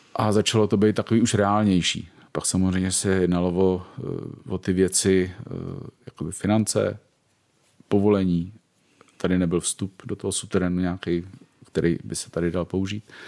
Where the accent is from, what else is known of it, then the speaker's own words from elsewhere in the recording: Prague, Czechia; jsem z Prahy, ženatý, dvě děti a je mi přes pade